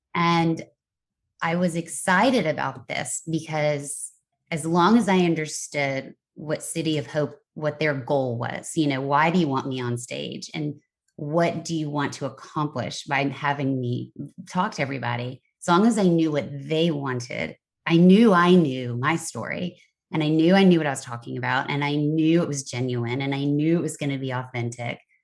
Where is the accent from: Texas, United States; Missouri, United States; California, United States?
Texas, United States; moved away as an adult; also born or lived in Kentucky / Nashville, Tennessee / New York City / Los Angeles; I was born in Kentucky, raised in Texas, went to college in Nashville, Tennessee